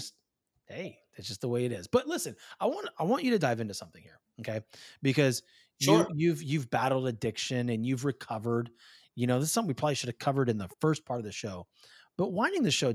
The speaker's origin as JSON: {"language": "English", "region": "California", "country": "United States", "said": "I'm from Cali. You know, I'm from the West Coast"}